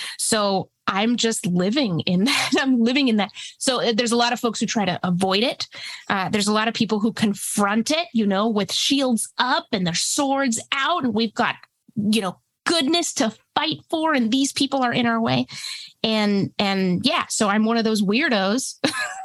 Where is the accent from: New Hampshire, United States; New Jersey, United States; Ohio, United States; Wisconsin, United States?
New Hampshire, United States; English is a second language; also born or lived in Mexico / Texas; I immigrated from Mexico with my parents and my brother when I was about 5. We moved to Texas and then went up to New England. So yeah, grew up in a small town in New Hampshire